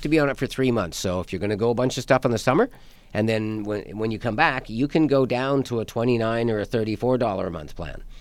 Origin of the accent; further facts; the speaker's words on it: Canada; We're Canadian